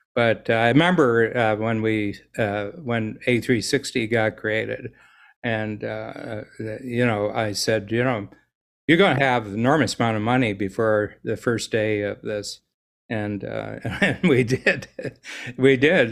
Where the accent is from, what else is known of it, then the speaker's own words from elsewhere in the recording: United States; now in Toronto, Canada; being an American in Toronto